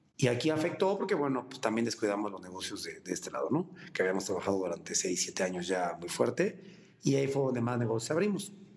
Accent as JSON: {"language": "Spanish", "region": "Mexico City", "country": "Mexico"}